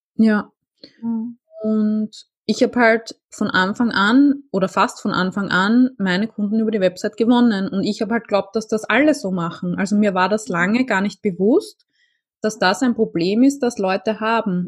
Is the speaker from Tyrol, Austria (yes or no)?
no; Vienna, Austria; ich komme aus Wien